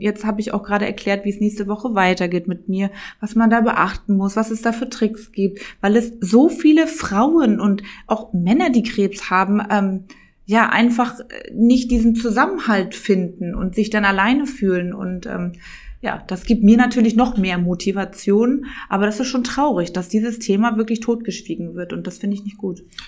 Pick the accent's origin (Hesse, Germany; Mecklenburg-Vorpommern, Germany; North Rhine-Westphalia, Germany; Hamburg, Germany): Mecklenburg-Vorpommern, Germany; Rostock; first language German; moved away as an adult; also born or lived in Mallorca, Spain; now in Berlin, Germany; Rostock ist dann mehr so, so eine Kleinstadt und ich komme auch direkt ähm, aus Dietrichshagen-Warnemünde